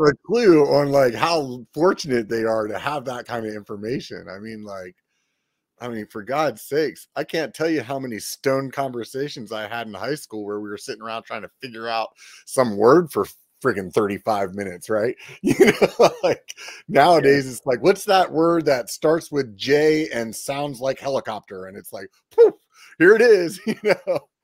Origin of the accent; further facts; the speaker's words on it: Pennsylvania, United States; now in California, United States; from Pennsylvania originally